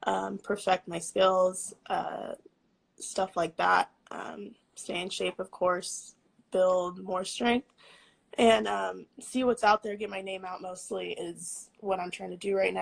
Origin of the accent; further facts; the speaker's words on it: Bakersfield, California, United States; We're from Bakersfield, California. That's where I'm at right now.